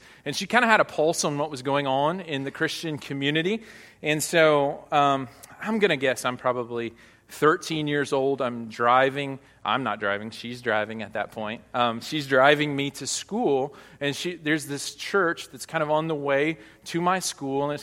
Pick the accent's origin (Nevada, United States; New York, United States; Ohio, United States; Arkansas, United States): Arkansas, United States; Hot Springs; now in Northeast Arkansas, United States; I grew up about 3 hours south of here in Hot Springs, Arkansas